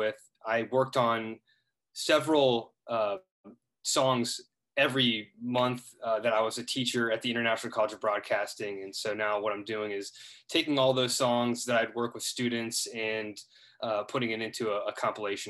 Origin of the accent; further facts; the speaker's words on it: Dublin, Ohio, United States; moved away; also born or lived in Columbus, Ohio; I grew up in Dublin, in Columbus. I was born in Dublin, Ohio, but I also have moved on to many other places in the United States.